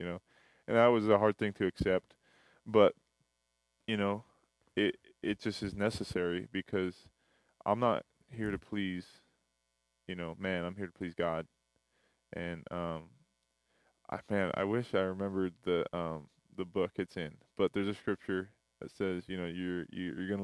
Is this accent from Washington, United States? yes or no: yes; Burien, Washington, United States; moved away as an adult; now in Antelope Valley, United States; I'm originally from Seattle, Washington, or Berrien, which is right underneath Seattle. It's a small little town beneath Seattle. But I went to high school there, and then I moved here for college